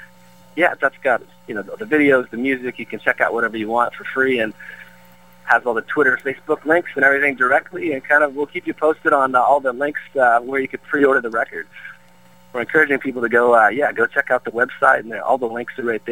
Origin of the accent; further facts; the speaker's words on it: Peterborough, Ontario, Canada; moved away as an adult; now in Brentwood, United States; growing up in Peterborough and, you know, being Canadian